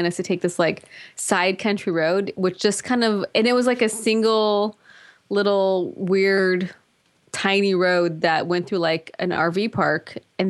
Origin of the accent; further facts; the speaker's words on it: Compton, California, United States; born there; It's true. I was born in Compton.